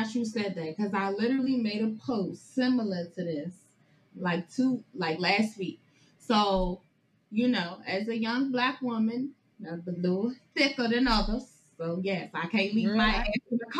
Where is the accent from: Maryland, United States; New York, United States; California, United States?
Maryland, United States; born and raised in Prince George's County, Maryland. I said, I'm not from the hood